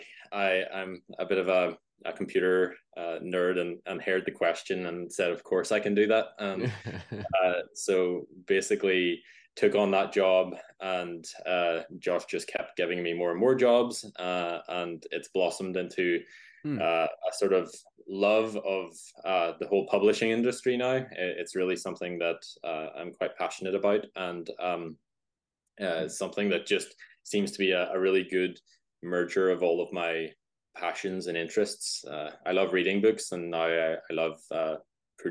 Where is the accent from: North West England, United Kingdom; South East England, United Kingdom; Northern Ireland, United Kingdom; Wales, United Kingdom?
Northern Ireland, United Kingdom; also born or lived in Belfast; As you can probably hear, if you know accents, I'm from Northern Ireland, just live outside Belfast